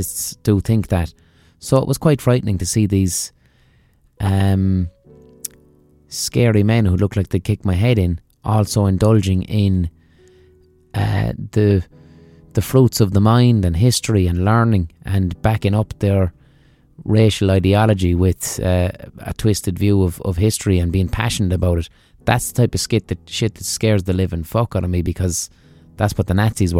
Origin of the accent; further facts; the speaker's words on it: Ireland; accent: Irish; my Irish accent